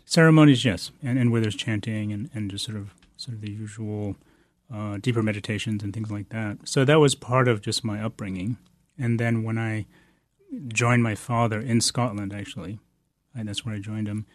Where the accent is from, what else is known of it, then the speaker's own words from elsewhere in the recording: Bodh Gaya, Bihar, India; moved away; I was born in India, in Bodhgaya, which is, uh, the place of the Buddha's enlightenment